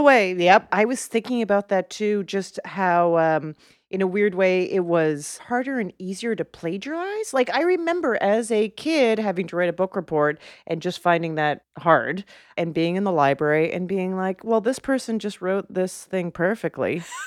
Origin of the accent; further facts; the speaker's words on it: Canada; moved away; as a Canadian